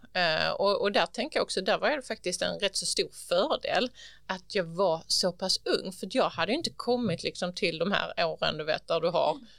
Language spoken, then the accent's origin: Swedish; Ugglohult, near Hjärnarp, Hallandsåsen, Skåne, Sweden; also born or lived in Helsingborg; kring Ugglohult där jag växte upp